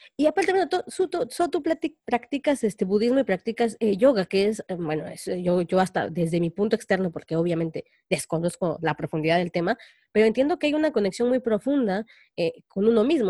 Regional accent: Mexico; los mexicanos podemos salir adelante

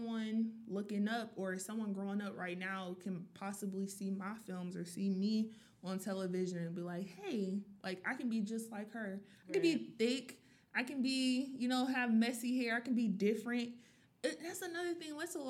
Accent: the South, United States; Guys, I am from the South. But I don't necessarily sound like I'm from the South.

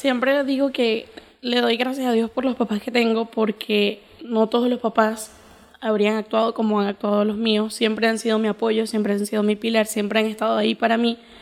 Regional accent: Venezuela; yo nací aquí en Venezuela en el 2000

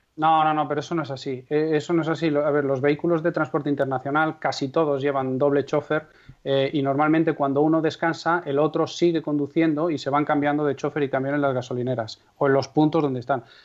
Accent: Castrejón de Trabancos, Castile and León, Spain; mi pueblo es Castrejón de Trabancos, que tiene aproximadamente 170 habitantes censados en la provincia de Valladolid

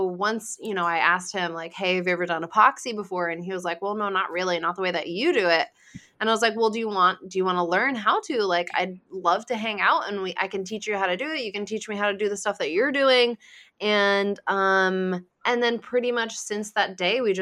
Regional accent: Rhode Island, United States; I'm from Rhode Island

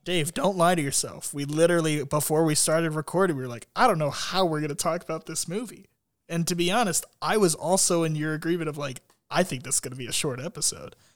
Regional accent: Columbus, Ohio, United States; my hometown

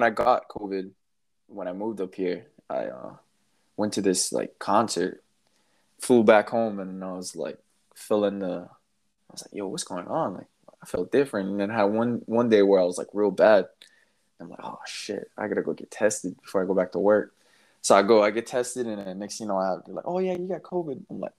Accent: Hawaii, United States; moved away as an adult; now in Spokane, United States; my home state of Hawaii

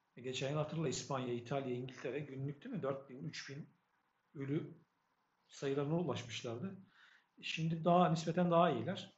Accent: Adapazarı, Sakarya, Turkey; ben kaç yıllık Adapazarılıyım

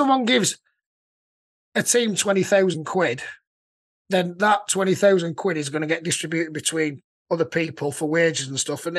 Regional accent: Yorkshire and the Humber, United Kingdom; I'm from Yorkshire.

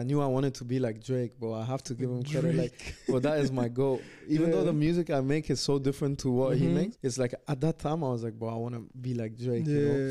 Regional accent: India; and then also I'm Indian, you know? It's like mad confusing as well culturally.

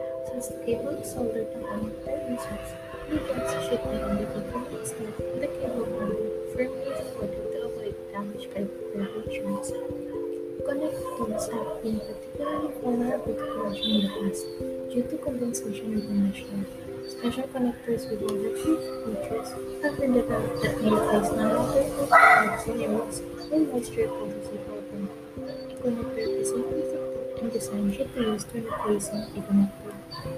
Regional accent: Bangkok, Thailand; I'm also from Bangkok

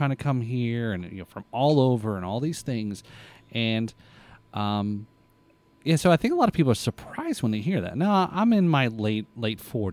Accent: United States; also born or lived in New Jersey, United States / Florida, United States; I identify more as an American because I've grown up here

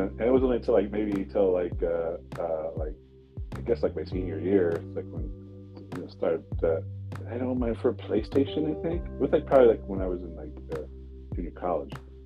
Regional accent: San Diego, California, United States; also born or lived in Subic Bay, Philippines / San Felipe, Zambales, Philippines / Los Angeles, United States; now in San Bernardino, United States; moved to the States when I was one, and lived most of my life in Southern California. Started out in San Diego

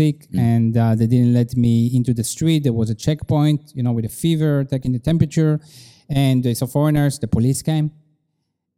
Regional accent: Israel; now in China; growing up in Israel

